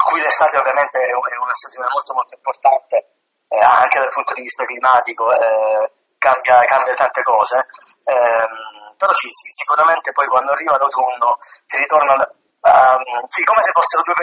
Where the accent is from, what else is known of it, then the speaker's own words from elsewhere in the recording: Apulia, Italy; sono pugliese, vivo in un paese di mare